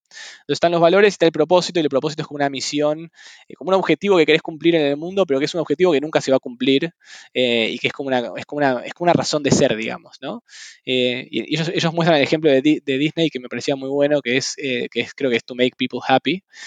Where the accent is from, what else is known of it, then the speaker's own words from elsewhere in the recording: Buenos Aires, Argentina; moved away as an adult; also born or lived in San Francisco; now in Mill Valley, United States; siempre nací en Buenos Aires y viví en Buenos Aires toda mi vida